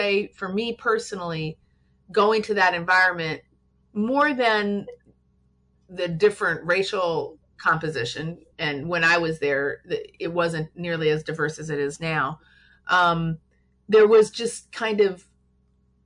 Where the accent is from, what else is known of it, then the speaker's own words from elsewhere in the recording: St. Paul, Minnesota, United States; moved away as an adult; also born or lived in Washington, District of Columbia, United States / New York; now in Los Angeles, United States; I'm from St. Paul, and I grew up there.